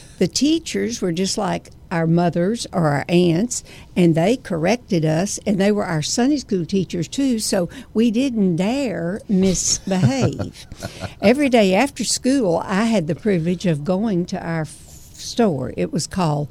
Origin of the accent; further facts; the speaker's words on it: Hemphill, Texas, United States; growing up in East Texas, and I must mention the town, Hemp Hill, it's a population of 972 people.